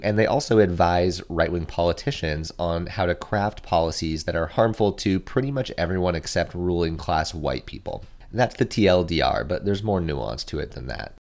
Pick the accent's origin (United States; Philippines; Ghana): United States; we as American consumers